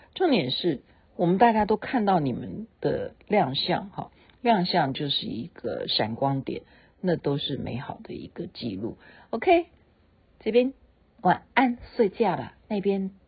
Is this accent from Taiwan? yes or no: yes; Taiwan; 我是台妹啊